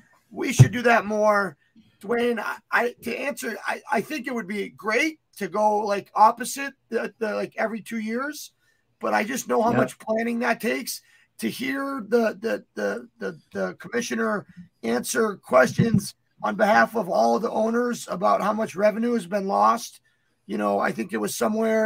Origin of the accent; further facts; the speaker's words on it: United States; just being American